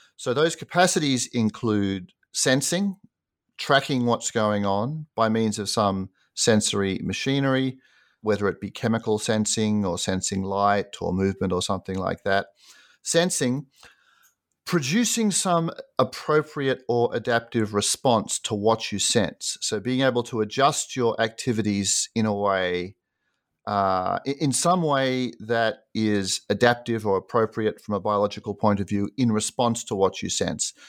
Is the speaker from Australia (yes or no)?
yes; Sydney, New South Wales, Australia; moved away as an adult; also born or lived in United States; I grew up in Sydney, Australia, and did an undergraduate degree there.